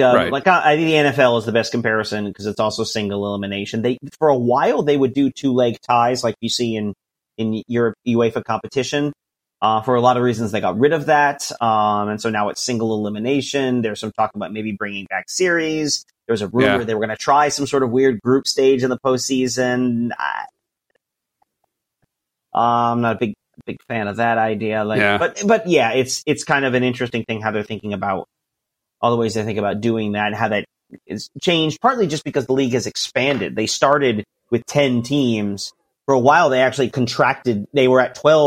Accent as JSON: {"language": "English", "country": "United States", "said": "I'm an American"}